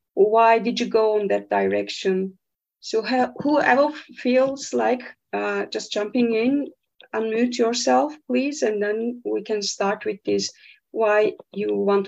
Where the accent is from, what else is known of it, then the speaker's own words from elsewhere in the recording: Turkey; I'm around my 40s. And I am from Turkey.